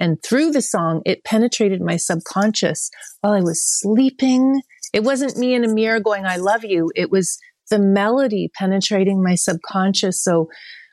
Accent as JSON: {"language": "English", "town": "Oakville", "region": "Ontario", "country": "Canada", "tie": "born or raised there", "also_born_or_lived": "Toronto / Montreal / Vancouver", "moved": "as an adult", "said": "I grew up in Oakville"}